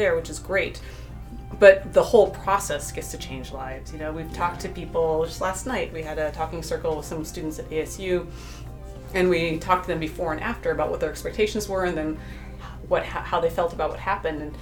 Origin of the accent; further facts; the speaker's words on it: South Dakota, United States; I grew up in South Dakota